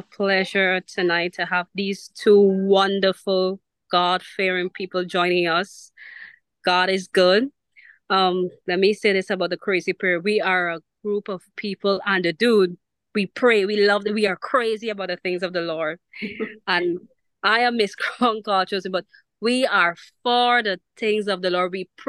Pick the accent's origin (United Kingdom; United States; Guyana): Guyana; I'm from Guyana, all the way in the Caribbean. So you please excuse my accent.